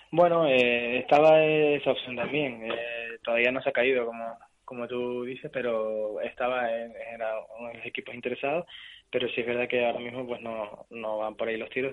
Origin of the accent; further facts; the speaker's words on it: Tenerife, Canary Islands, Spain; moved away as an adult; es el equipo de mi tierra